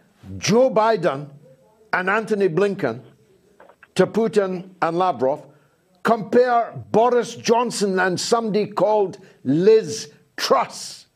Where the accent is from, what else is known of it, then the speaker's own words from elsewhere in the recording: Dundee, Scotland, United Kingdom; a guy from a council house in Dundee